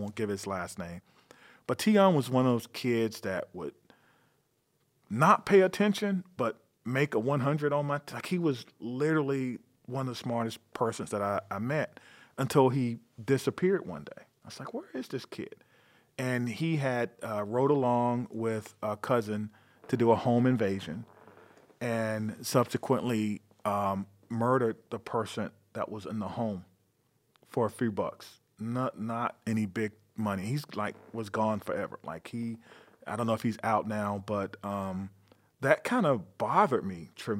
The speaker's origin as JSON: {"language": "English", "region": "North Carolina", "country": "United States", "tie": "born or raised there", "moved": "as an adult", "lives_now": "Madison, United States", "said": "I'm from North Carolina."}